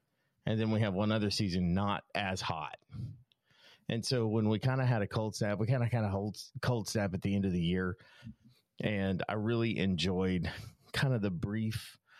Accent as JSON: {"language": "English", "region": "Texas", "country": "United States", "tie": "born or raised there", "said": "I grew up in Texas."}